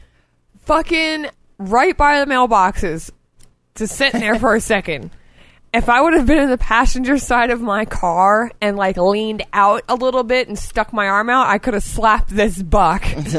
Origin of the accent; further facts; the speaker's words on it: Florida, United States; now in Montana, United States; We're all from Florida